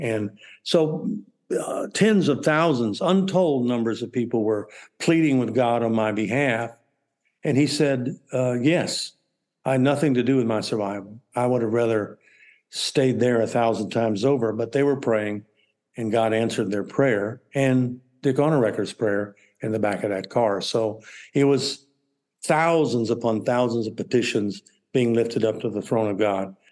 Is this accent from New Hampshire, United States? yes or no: no; Texas, United States; I'm from Texas